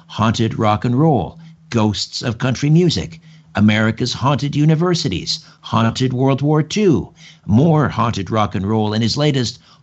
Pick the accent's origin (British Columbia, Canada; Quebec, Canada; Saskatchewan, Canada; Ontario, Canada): Ontario, Canada; Brantford; grew up in Brantford, just a couple miles from the old TH&B Railroad